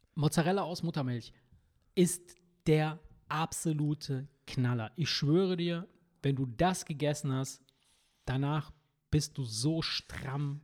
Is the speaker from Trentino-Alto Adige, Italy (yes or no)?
no; Campania, Italy; now in Germany; da, wo ich herkomme, wirklich aus Kampanien